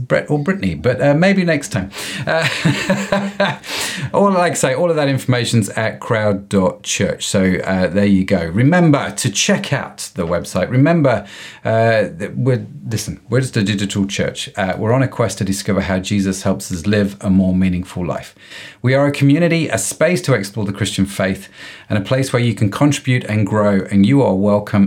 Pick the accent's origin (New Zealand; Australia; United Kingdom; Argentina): United Kingdom; accent: British; the Britishness of my accent